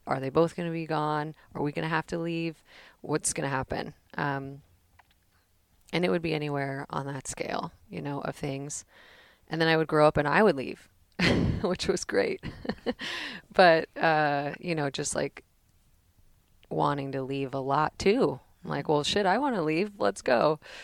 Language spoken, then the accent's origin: English; Danville, California, United States; also born or lived in Pleasanton, California; I grew up in the Bay Area, San Francisco Bay Area, in Danville, California